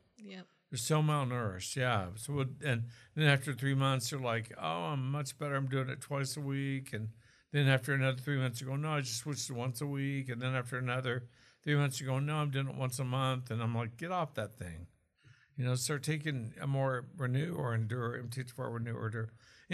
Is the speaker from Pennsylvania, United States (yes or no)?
no; Oklahoma, United States; accent: Okie; Was that my Okie accent? Maybe. I'm from Okie land.